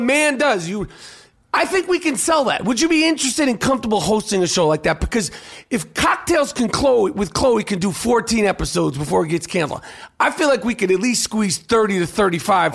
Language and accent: English; New York City, New York, United States; I grew up on the Upper East Side of Manhattan